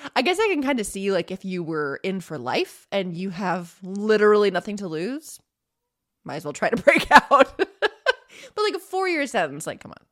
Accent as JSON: {"language": "English", "country": "United States", "said": "I'm an American"}